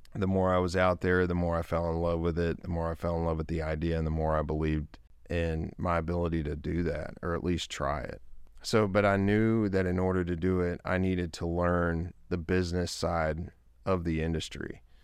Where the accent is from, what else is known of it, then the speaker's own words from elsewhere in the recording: Longview, Texas, United States; was born and raised in Longview, Texas